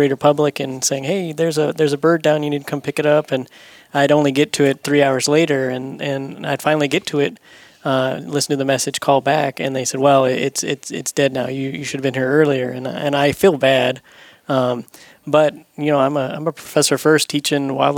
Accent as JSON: {"language": "English", "region": "Florida", "country": "United States", "moved": "yes", "said": "I'm from Florida"}